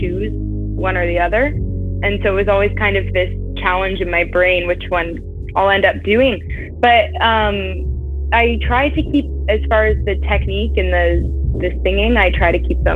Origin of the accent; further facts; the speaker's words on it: Stratford, Ontario, Canada; I'm in Ontario, and I'm off at university right now, but I'm just a city away, so I've still been in Ontario my whole life